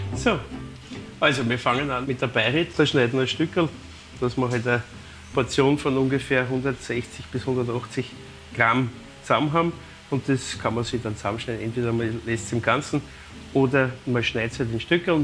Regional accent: Vienna, Austria; bei uns in Wien

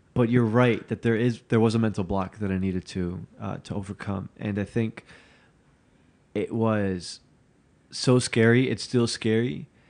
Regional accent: Newark, New Jersey, United States; when I was growing up in Newark

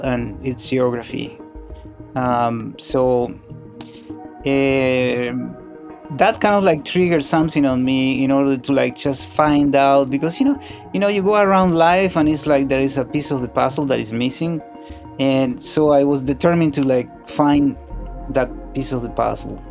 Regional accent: Montevideo, Uruguay; moved away; I was born in Uruguay, in Montevideo.

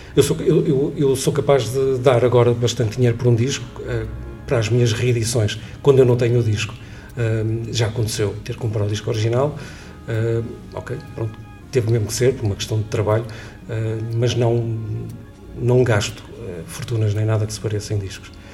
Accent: Leça da Palmeira, Porto District, Portugal; eu sou de Lessa da Palmeira, um bocadinho fora do Porto

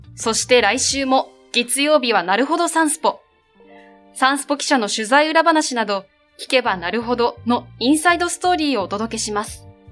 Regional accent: Kumamoto, Japan; 熊本県です。

